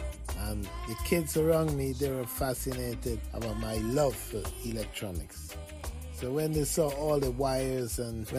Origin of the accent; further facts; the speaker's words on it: Georgetown, Guyana; I was born in Georgetown, Guyana, on the north side of South America.